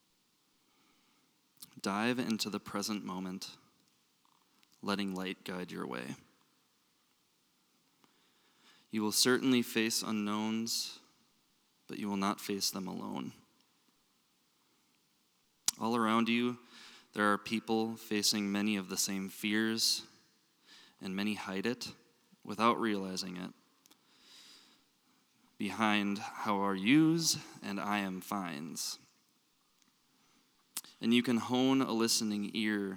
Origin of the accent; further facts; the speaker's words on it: Minnesota, United States; accent: Minnesota; My Minnesota accent